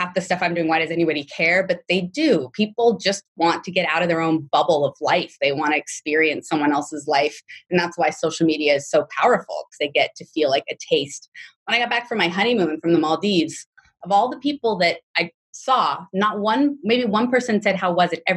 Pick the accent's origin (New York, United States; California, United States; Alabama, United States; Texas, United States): California, United States; Los Angeles; I'm from the Valley. So I have a lot of business in Sherman Oaks